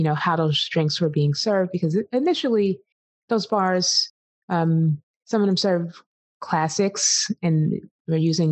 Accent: East Coast, United States; I grew up on the East Coast in the 80s.

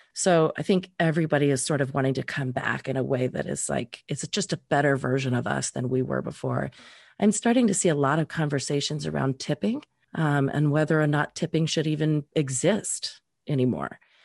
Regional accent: Reno, Nevada, United States; moved away; I grew up in Reno

